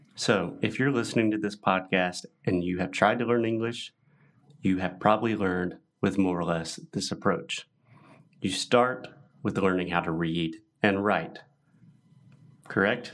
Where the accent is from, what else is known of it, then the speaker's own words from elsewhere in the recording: United States; moved away; I was born and raised in the U.S. in the United States